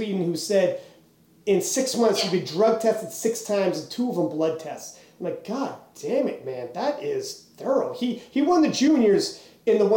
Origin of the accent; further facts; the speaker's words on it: Canada; we're from Canada